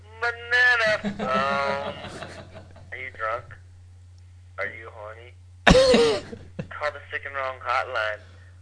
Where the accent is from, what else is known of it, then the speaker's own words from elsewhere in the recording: Florida, United States; I am not from Wisconsin. You know where I'm from? I'm from Florida.